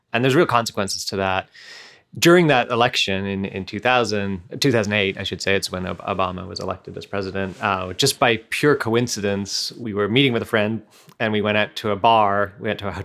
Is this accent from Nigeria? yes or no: no; Canada; moved away as an adult; now in United States; being Canadian